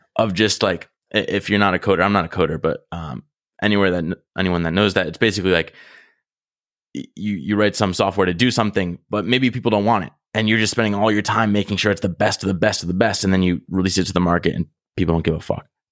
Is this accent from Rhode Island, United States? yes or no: yes; Rhode Island, United States; moved away; I'm in my hometown right now and I know a lot of people that haven't seen hardly anything outside of Rhode Island